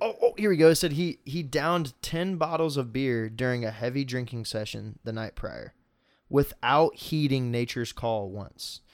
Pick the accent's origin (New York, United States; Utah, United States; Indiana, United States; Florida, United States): Indiana, United States; Indianapolis; We're from Indy